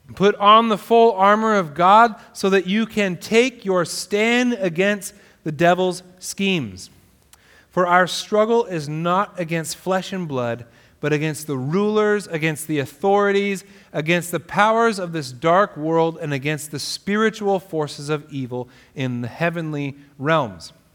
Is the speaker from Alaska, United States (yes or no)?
yes; Alaska, United States; moved away; my hometown in alaska